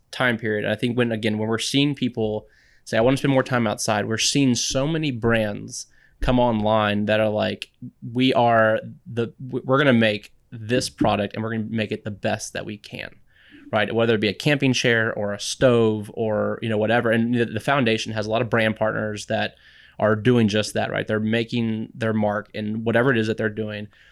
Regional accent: San Antonio, Texas, United States; also born or lived in Boston; I grew up in San Antonio

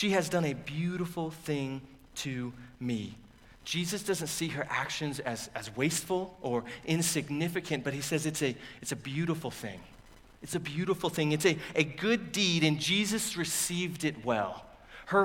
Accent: United States; we as American readers

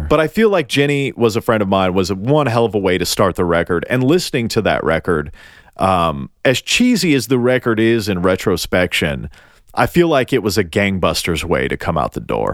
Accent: Tennessee, United States; I'm from Tennessee

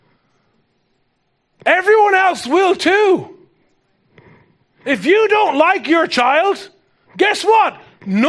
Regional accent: Ireland; as an Irish person

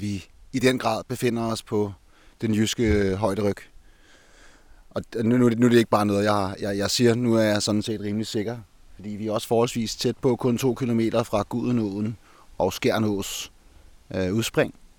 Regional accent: Copenhagen, Capital Region of Denmark, Denmark; Som københavner

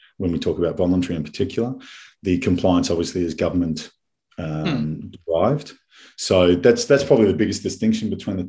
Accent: Melbourne, Victoria, Australia; moved away as an adult; also born or lived in Singapore / United States; now in Switzerland; but I'm not a Queenslander. No, I'm born and bred in Melbourne.

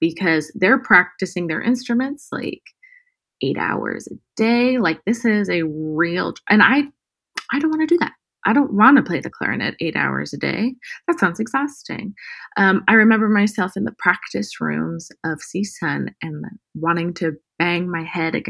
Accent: Murrieta, California, United States; also born or lived in Palm Springs, California; now in Los Angeles, United States; grew up in California, born and raised, Southern California, Palm Springs, born. And then I was raised in Marietta. It's near Temecula

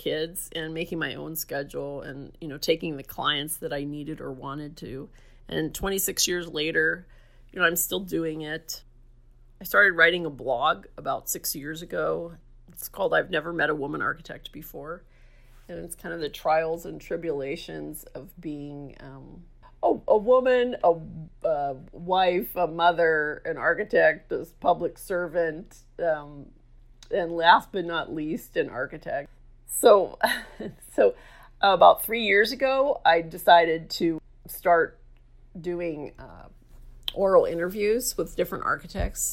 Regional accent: Dormont, Pennsylvania, United States; now in La Mesa, United States; I grew up in Dormont, Pennsylvania, which is outside of Pittsburgh

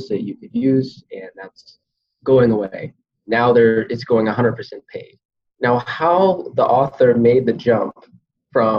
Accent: Georgia, United States; moved away as an adult; also born or lived in China / Singapore; now in Connecticut, United States; I was from Georgia originally, so I came up in the deep south

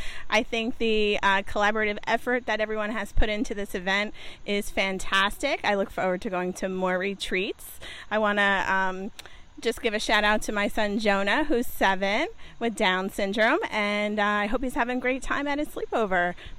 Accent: New Jersey, United States; I'm from New Jersey.

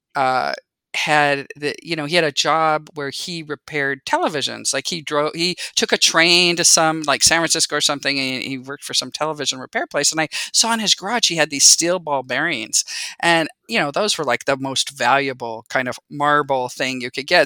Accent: San Jose, California, United States; moved away as an adult; also born or lived in Utah; I grew up in the Bay Area in San Jose. I feel like I was one of the few people that actually was born and raised in, you know, Silicon Valley

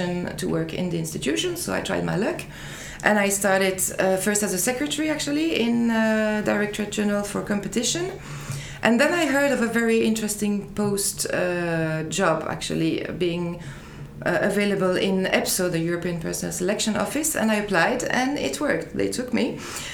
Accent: Liège area, Wallonia, Belgium; moved away as an adult; now in Brussels, Belgium; I'm Belgian. I was born in the area of Liège. That's about 100 kilometers from Brussels. But then I moved to Brussels for work.

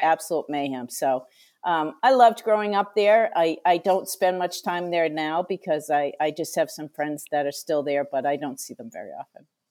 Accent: Franklin, Massachusetts, United States; I grew up in Franklin, Massachusetts

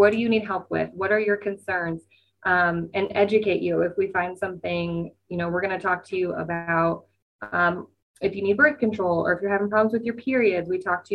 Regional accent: Nebraska, United States; now in Des Moines, United States; I am from Nebraska

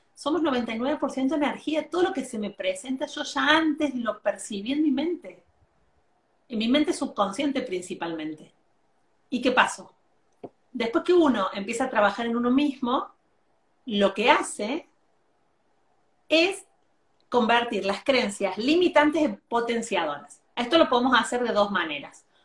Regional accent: Argentina; yo soy argentina

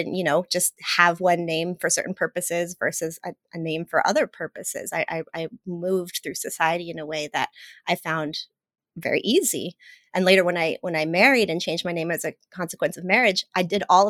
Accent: Mexico; moved away; I'm Latina, I was born in Mexico

